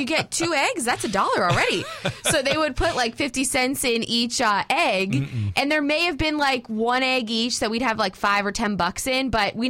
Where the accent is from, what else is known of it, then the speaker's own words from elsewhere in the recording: Fort Lauderdale, Florida, United States; moved away; I grew up in Fort Lauderdale, like way down south